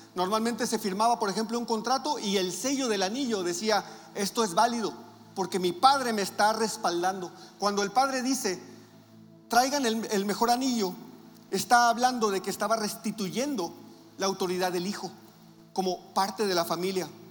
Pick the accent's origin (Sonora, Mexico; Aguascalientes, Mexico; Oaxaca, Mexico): Sonora, Mexico; Navojoa; moved away; nosotros venimos de Navojoa y Navojoa es un pueblote también